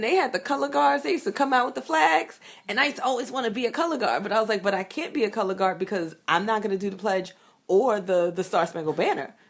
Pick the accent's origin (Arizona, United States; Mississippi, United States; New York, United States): New York, United States; New York City; I grew up in Brooklyn, in Bed Stuy